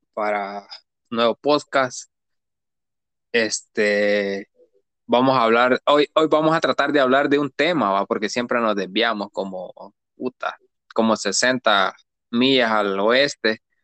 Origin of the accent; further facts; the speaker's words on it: San José Guayabal, Cuscatlán, El Salvador; moved away; si yo soy de allá, maje, de San José Guayabal soy yo